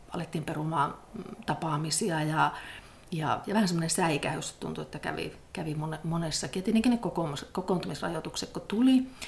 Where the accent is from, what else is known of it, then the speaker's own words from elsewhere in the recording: Pello, Lapland, Finland; moved away as an adult; now in Rovaniemi, Finland; minun juuret on siellä Torniokilaaksossa. Että mä olen syntynyt, syntynyt semmoisessa pienessä kylässä Pellon kunnassa ja ja sieltä sitten lähtenyt, lähtenyt opiskelemaan